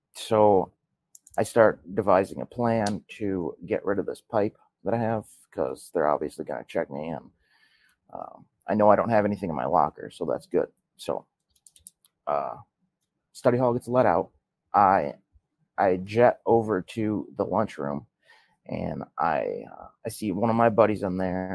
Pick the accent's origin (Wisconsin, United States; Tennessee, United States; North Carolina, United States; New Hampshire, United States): Wisconsin, United States; Milwaukee; I was born in Milwaukee, Wisconsin. And I was born in 92. So I'm 30 years old right now. I lived in Milwaukee with both of my parents till the mid 2000s